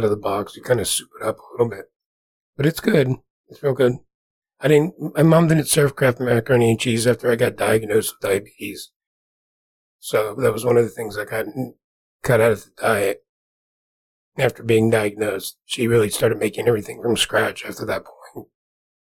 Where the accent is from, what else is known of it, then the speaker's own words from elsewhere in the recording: New Jersey, United States; moved away; growing up in New Jersey